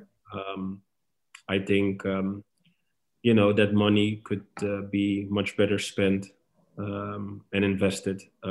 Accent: Amsterdam, North Holland, Netherlands; moved away as an adult; now in Istanbul, Turkey; I'm born and raised in Amsterdam

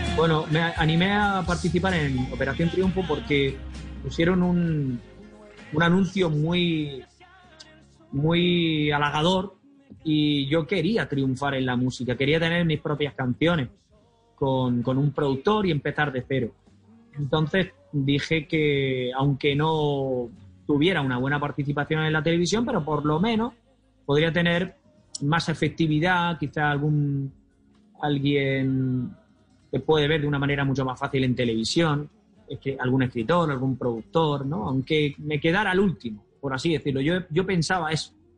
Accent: Almería, Andalusia, Spain; mi tierra natal, a Almería

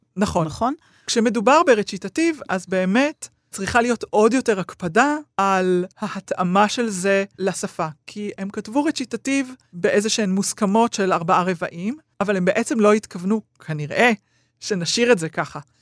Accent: Israel; אני ישראלית

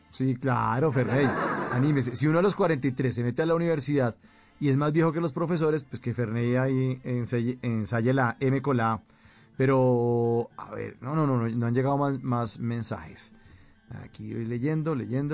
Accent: Bogotá, Colombia; yo crecí en Bogotá

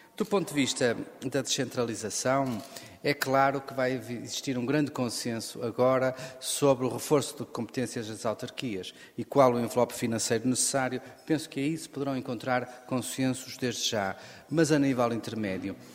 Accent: Guimarães, Norte, Portugal; sou natural de Guimarães

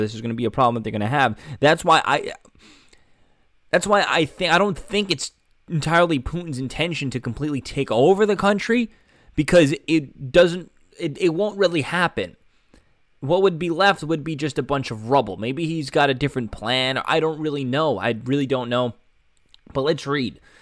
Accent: United States; being an American

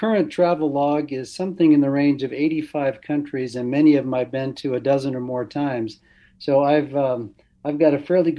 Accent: California, United States; moved away as an adult; now in Nashville, United States; Born and raised in California.

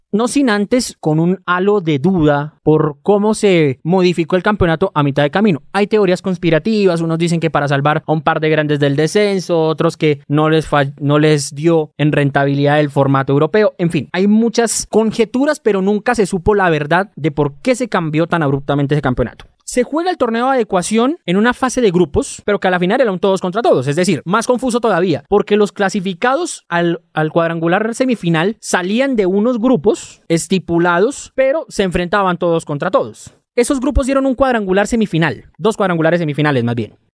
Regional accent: Colombia

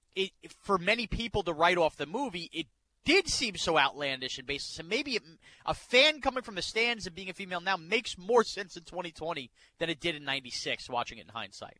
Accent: New York, United States; I'm from New York

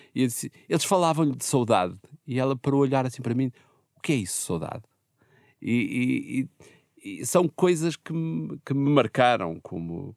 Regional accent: Portugal; eu sou português, sou jornalista

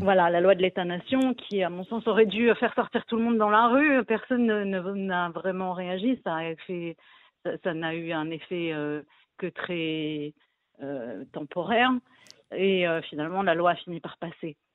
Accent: France; now in Israel; quand on vient de France, avec la culture qu'on a du militantisme et des manifestations et du syndicalisme français

